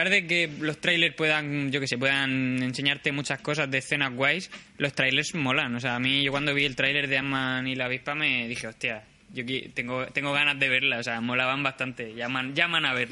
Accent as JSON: {"language": "Spanish", "town": "Madrid", "region": "Community of Madrid", "country": "Spain", "said": "Yo también se supone que soy de Madrid."}